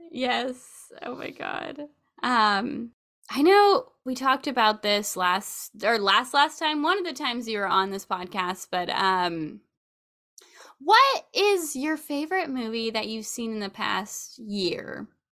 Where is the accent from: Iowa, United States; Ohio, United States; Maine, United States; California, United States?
California, United States; Sacramento; I grew up in Sacramento